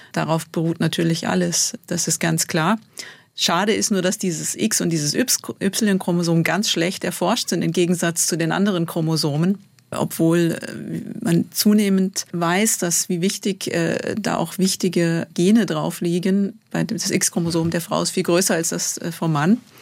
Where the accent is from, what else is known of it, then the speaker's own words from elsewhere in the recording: Bad Säckingen, Baden-Württemberg, Germany; moved away as an adult; also born or lived in Rheinfelden / Tübingen / Calw; now in Switzerland; Ich bin in Bad Säckingen aufgewachsen